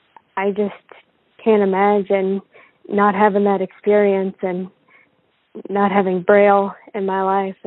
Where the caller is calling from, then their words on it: Kentucky, United States; Hi Jonathan … from Kentucky.